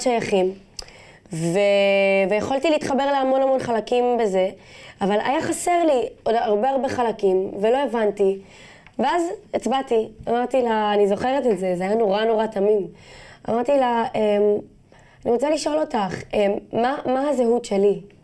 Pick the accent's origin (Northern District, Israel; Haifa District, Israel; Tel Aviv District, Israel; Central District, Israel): Tel Aviv District, Israel; Jaffa; אה, גדלתי ביפו, אבל גדלתי בבית שלי ביפו.